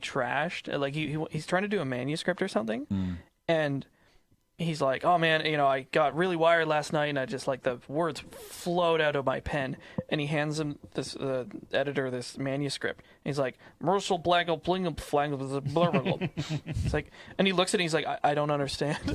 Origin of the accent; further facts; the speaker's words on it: British Columbia, Canada; we are from BC